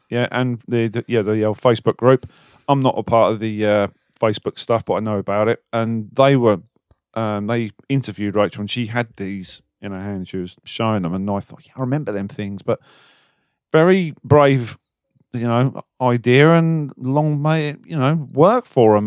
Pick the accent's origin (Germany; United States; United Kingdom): United Kingdom; we're British.